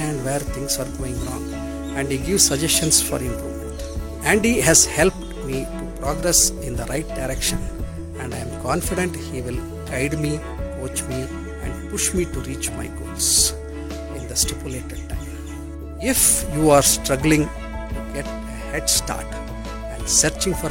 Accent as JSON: {"language": "English", "country": "India", "said": "from India"}